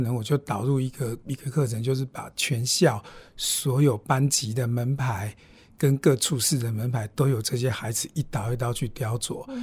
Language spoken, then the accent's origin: Chinese; Yuli, Hualien County, Taiwan; 我在玉里镇出生长大